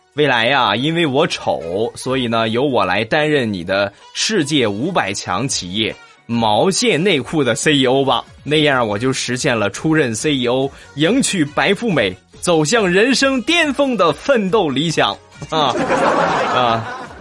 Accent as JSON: {"language": "Chinese", "town": "Rizhao", "region": "Shandong", "country": "China", "tie": "born or raised there", "said": "日照呢是一个，嗯，特别好的一个这个海滨城市，啊，我来做一下我们家乡的推荐"}